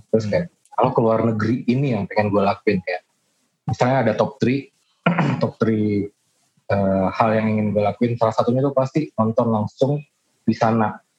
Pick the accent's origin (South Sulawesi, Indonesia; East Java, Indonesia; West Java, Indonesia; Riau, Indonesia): Riau, Indonesia; Pekanbaru; moved away; kampung gua ya, di Pekanbaru